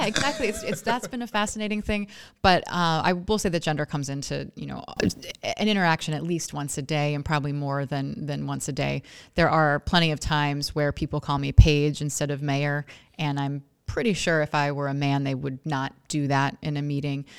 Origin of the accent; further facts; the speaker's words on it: Oregon, United States; moved away as an adult; also born or lived in Washington, D.C.; now in Scranton, United States; I'm not from here. Most of you in this room probably know that. I'm from Oregon